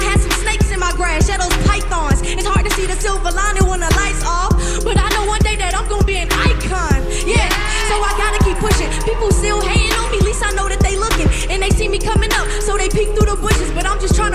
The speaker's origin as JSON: {"language": "English", "town": "Savannah", "region": "Georgia", "country": "United States", "said": "I'm from Savannah, Georgia"}